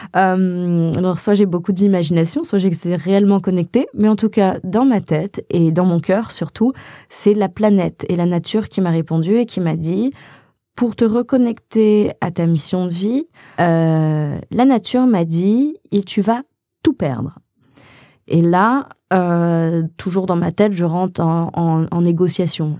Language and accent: French; Haute-Savoie, Auvergne-Rhône-Alpes, France; moved away as an adult; also born or lived in Los Angeles; je viens de Haute-Savoie à la base